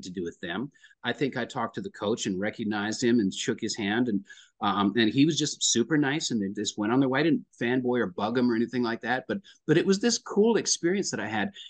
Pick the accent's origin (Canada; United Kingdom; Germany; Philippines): Canada; Lloydminster, Alberta; now in Nashville, United States; a Canadian boy, born in, born in Lloydminster, Alberta